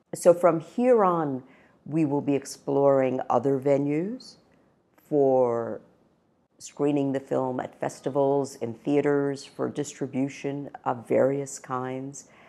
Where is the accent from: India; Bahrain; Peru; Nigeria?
India; moved away; I was born in India